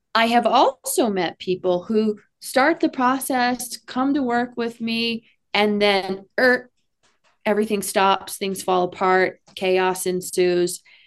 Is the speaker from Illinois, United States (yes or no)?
no; Texas, United States; I'm from Texas